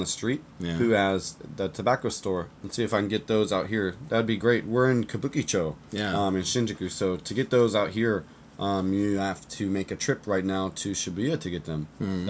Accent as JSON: {"language": "English", "country": "United States", "moved": "as an adult", "lives_now": "Japan", "said": "I'm 28, I'm from America. I've been living in Japan now for about 10 years, originally in the military."}